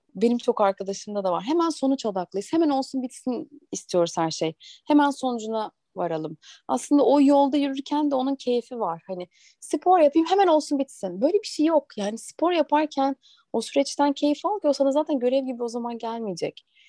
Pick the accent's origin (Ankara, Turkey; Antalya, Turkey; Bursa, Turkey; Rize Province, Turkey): Ankara, Turkey; moved away as an adult; also born or lived in Eskişehir; now in Istanbul, Turkey; Ben Ankaralıyım. Eskişehir'de okudum. Üniversite bitince de İstanbul'a geldim.